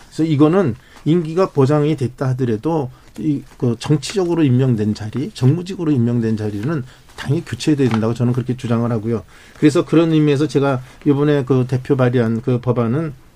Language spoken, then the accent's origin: Korean; South Korea